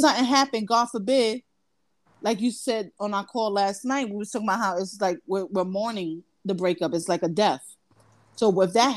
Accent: Brooklyn, New York, United States; moved away as an adult; now in New Jersey, United States; I'm from Brooklyn, BK, but I currently live in Jersey

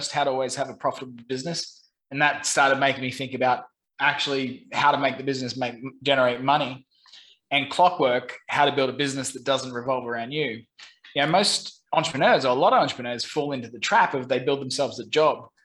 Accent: Brisbane, Queensland, Australia; moved away as an adult; also born or lived in London / Saigon, Vietnam; now in Ho Chi Minh City, Vietnam; I'm originally from Brisbane, Australia

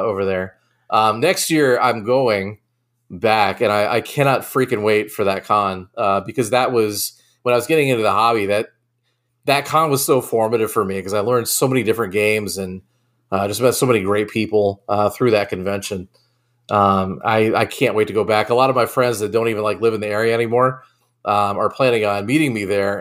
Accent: Nantucket, Massachusetts, United States; moved away; I grew up on Nantucket, uh, in Massachusetts

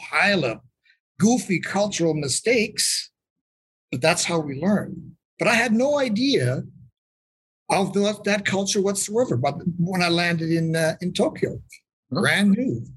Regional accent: Calgary, Alberta, Canada; I was born and raised here in Calgary, Alberta, which is right next up to the Rocky Mountains in Western Canada

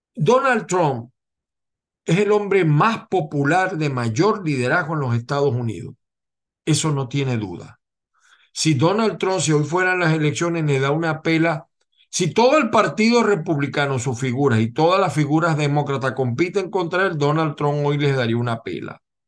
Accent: Venezuela; now in United States; como abogado venezolano

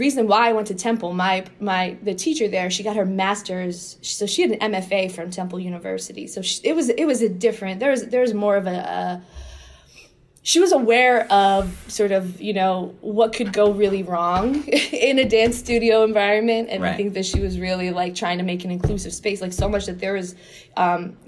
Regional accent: Cherry Hill, New Jersey, United States; I grew up in South Jersey

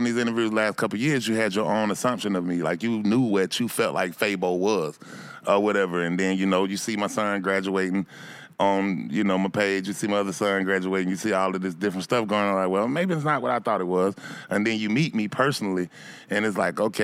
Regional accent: Atlanta, Georgia, United States; I'm from Bankhead Cote, man. I'm from down that street. I'm the only one from that spot

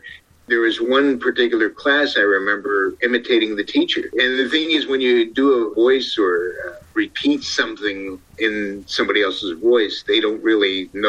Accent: Ohio, United States; also born or lived in Brooklyn, New York; I grew up in Ohio. I was actually born in Brooklyn, New York. So I lost the accent somewhere between New York and where I'm at now in California.

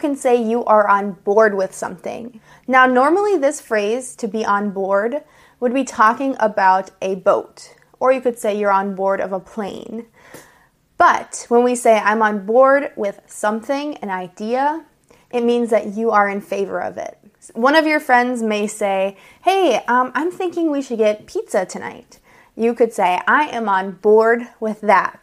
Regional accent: United States; I'm an American English teacher

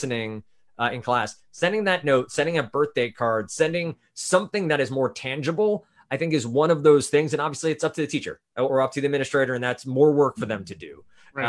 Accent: Massachusetts, United States; my hometown here in Massachusetts

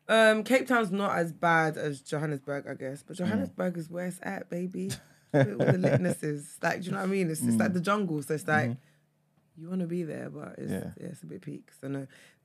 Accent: London, United Kingdom; I'm from London

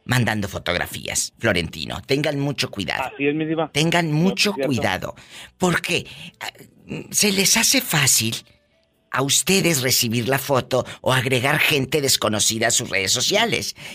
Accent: Los Algodones, Baja California, Mexico; Yo soy de LA, mi diva, LABC. En Baja California.

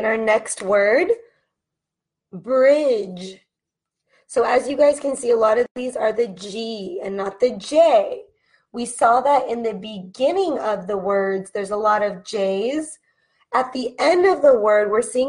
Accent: California, United States; accent: California; with my accent being from California

